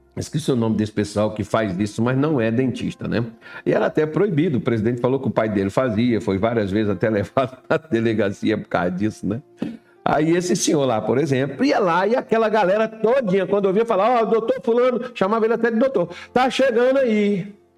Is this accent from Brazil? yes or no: yes; Brazil; first language Portuguese; nós somos brasileiros